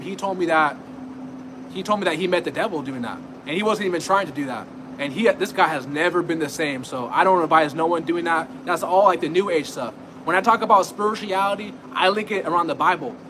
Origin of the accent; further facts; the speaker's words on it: California, United States; I'm from California